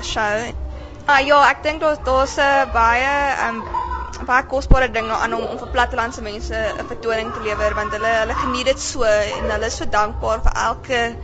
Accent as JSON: {"language": "Afrikaans", "town": "Kimberley", "region": "Northern Cape", "country": "South Africa", "also_born_or_lived": "Stellenbosch", "moved": "yes", "said": "ek kom van Kimberley af"}